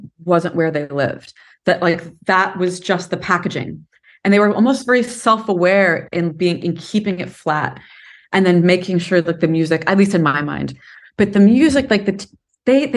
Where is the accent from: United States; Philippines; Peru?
United States; also born or lived in Los Angeles / New York / London; as an American